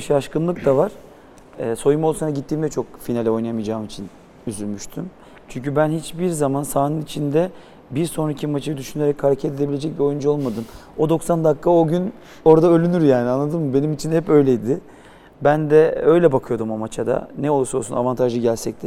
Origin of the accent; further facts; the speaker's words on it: Istanbul, Turkey; ben büyüdüğüm yer Yedikule